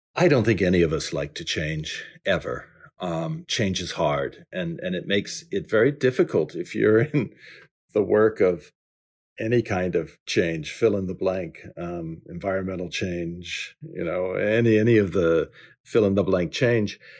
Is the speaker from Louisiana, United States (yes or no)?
yes; New Orleans, Louisiana, United States; moved away; I grew up in New Orleans